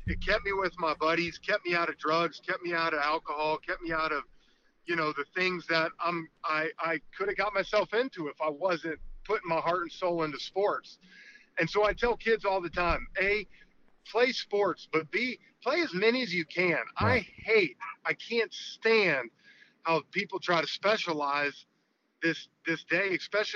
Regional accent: Atlanta, Georgia, United States; stay in Atlanta and do it for my hometown team

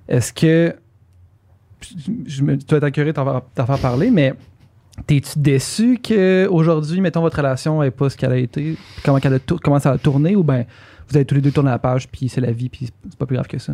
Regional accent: Quebec City, Quebec, Canada; je viens de Québec

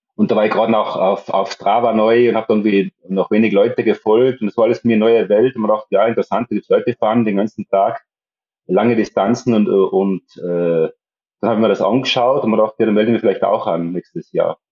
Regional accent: Tyrol, Austria; moved away as an adult; now in Mallorca, Spain; darum bin ich eigentlich in, in Tirol aufgewachsen

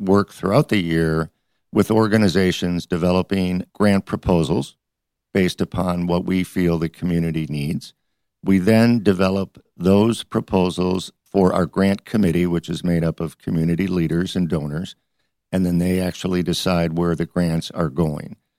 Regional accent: Detroit, Michigan, United States; moved away as an adult; also born or lived in Ohio; now in Detroit, United States; I grew up in Detroit.

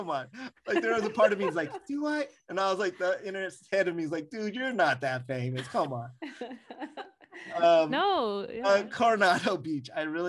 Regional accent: Philippines; you know, I'm Filipino, so I gotta go to Tita's kitchenette and get so food.

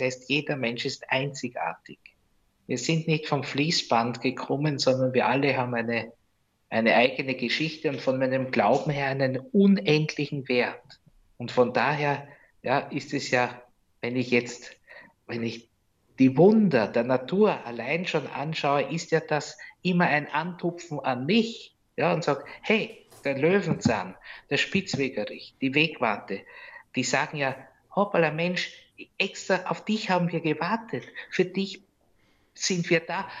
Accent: Rosendorf, Lower Austria, Austria; now in Geras, Austria; meiner Heimat Rosendorf

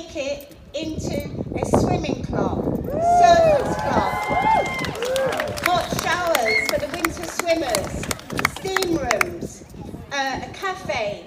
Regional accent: Margate, South East England, United Kingdom; When I grew up in Margate as a little girl, that was my library

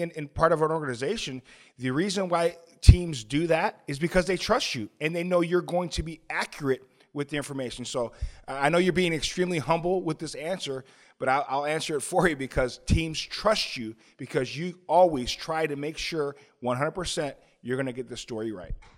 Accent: Chicago, Illinois, United States; moved away; also born or lived in Owings Mills, Maryland; I grew up in Chicago

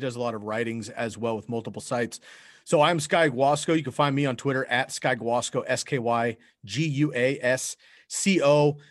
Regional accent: San Francisco, California, United States; now in Eugene, United States; that's where I grew up in San Francisco going to ball games when I was a kid.

